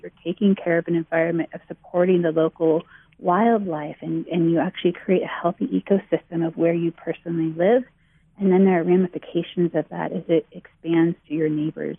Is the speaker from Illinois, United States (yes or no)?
no; Bay Area, California, United States; I grew up in the Bay Area